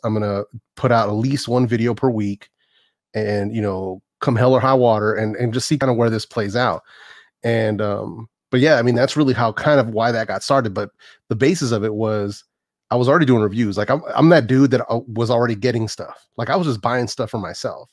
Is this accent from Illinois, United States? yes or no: no; Oakland, California, United States; also born or lived in San Francisco; born and raised out here, man. I was born in San Francisco, raised in the Bay Area my whole life